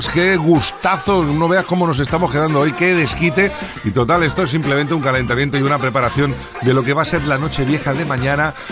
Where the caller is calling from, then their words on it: Granada, Andalusia, Spain; de Granada.